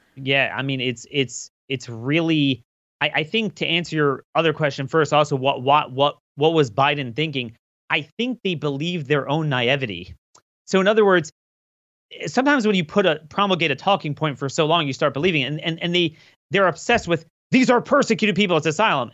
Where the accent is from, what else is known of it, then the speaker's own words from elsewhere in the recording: Maryland, United States; I'm from Maryland